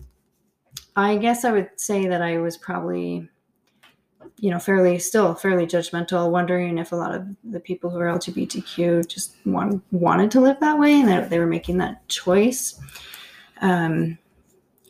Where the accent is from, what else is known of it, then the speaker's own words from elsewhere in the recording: Canada; I grew up in Canada